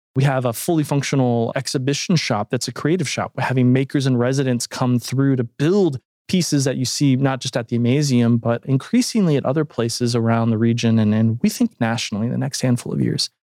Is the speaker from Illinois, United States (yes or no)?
no; Toledo, Ohio, United States; moved away; a museum that had just formed in my hometown of Toledo, Ohio